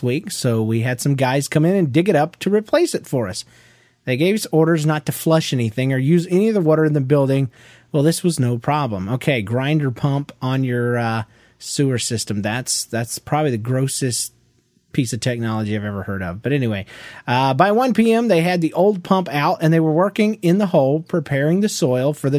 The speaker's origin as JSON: {"language": "English", "region": "Georgia", "country": "United States", "said": "I'm from Georgia"}